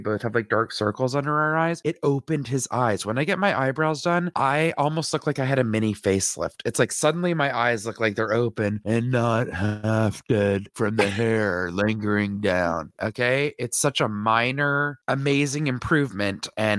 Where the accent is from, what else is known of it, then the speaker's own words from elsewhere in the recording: Canada; We're both Canadian.